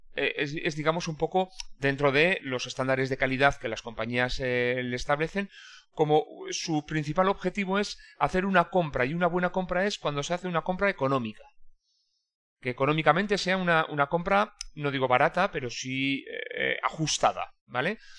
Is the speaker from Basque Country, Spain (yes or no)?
yes; Irún, Basque Country, Spain; yo soy de Irún, que es una pequeña ciudad fronteriza